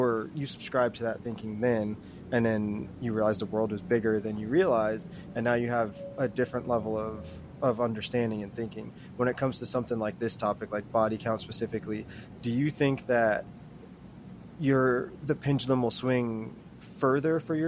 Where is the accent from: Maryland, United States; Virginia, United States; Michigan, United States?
Maryland, United States; I grew up, ironically enough, I'm from Maryland